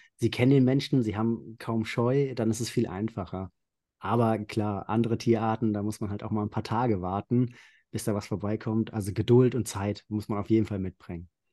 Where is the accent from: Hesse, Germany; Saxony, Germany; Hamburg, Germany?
Hesse, Germany; Central; ich komme aus Mittelhessen, also mhm. nördlich von Frankfurt.